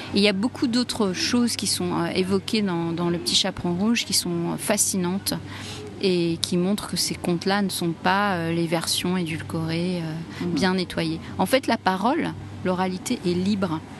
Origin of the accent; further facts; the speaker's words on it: Egypt; chez nous en Égypte